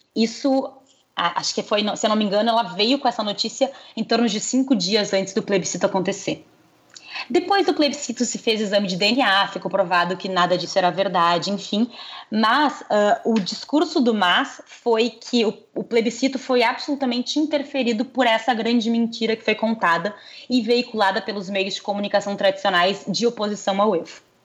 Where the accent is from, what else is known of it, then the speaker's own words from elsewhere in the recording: Brazil; A gente é brasileiro